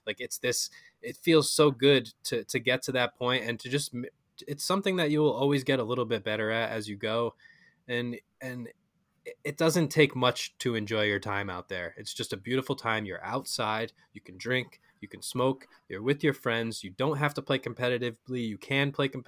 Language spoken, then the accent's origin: English; New England, United States; we're all from New England